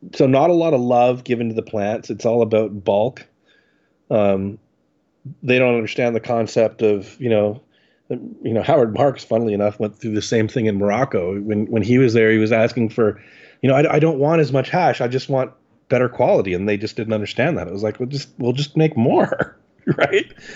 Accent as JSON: {"language": "English", "town": "Ottawa", "region": "Ontario", "country": "Canada", "tie": "born or raised there", "said": "I grew up in Ottawa, um, which is very close to Montreal"}